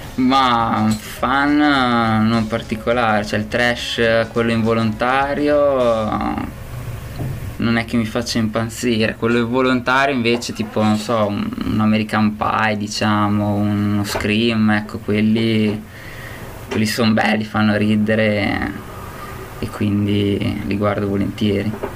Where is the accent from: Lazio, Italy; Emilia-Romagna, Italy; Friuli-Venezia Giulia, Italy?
Emilia-Romagna, Italy; Bologna; io vengo da Bologna